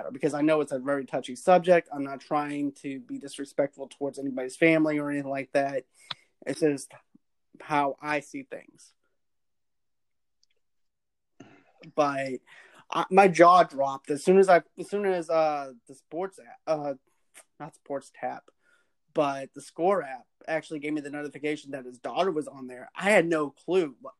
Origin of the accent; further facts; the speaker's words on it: Boston, Massachusetts, United States; I grew up in Boston